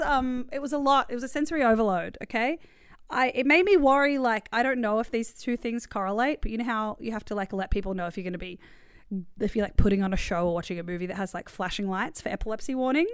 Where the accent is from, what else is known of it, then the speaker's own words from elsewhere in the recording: Australia; we were raised in Australia